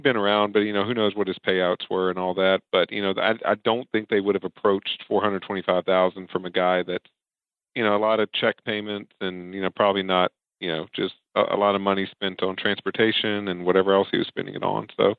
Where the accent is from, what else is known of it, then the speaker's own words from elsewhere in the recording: Gulfport, Mississippi, United States; where I grew up in Gulfport, Mississippi, is right next to Biloxi